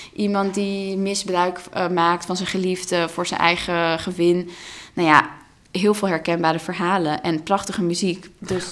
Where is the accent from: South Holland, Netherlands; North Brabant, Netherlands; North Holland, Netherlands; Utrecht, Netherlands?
North Holland, Netherlands; Amsterdam; first language Russian; Dutch is a second language; ik ben geboren in Amsterdam en opgegroeid als kind van twee ehm, ja, immigranten eigenlijk.